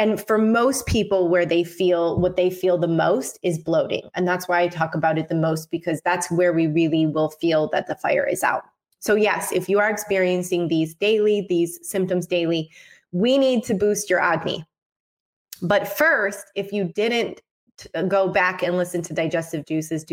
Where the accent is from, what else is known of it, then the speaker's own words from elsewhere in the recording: Michigan, United States; now in Mexico; I'm from Michigan, and we have cold winters. Luckily, I am out in Mexico now